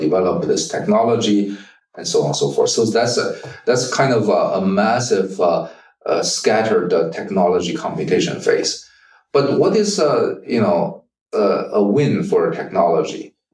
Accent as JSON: {"language": "English", "country": "China", "tie": "born or raised there", "moved": "yes", "lives_now": "United States", "said": "I grew up in China. I speak with a very different accent than many other of my colleagues and friends."}